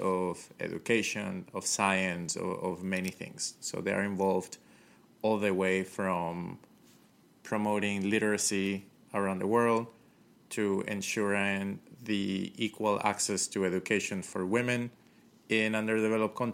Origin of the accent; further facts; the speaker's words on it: Ecuador; also born or lived in Colombia / Manta, Ecuador; now in United States; I'm from Colombia. I grew up in Ecuador.